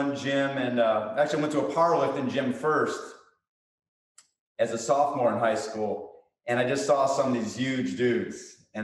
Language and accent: English; Chicago, Illinois, United States; I played hockey in high school growing up in Chicago.